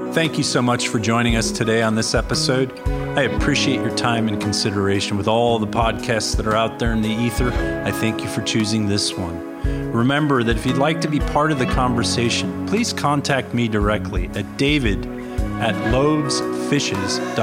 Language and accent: English; Cupertino, California, United States; moved away as an adult; also born or lived in back east / San Jose; I grew up in Cupertino, California. This is my home.